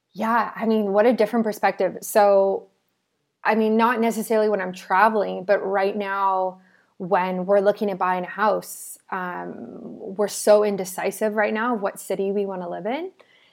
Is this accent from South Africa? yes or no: yes; South Africa; now in Canada; I'm from South Africa, so when we moved to Canada and when I went back in early 2018, I've been back a few times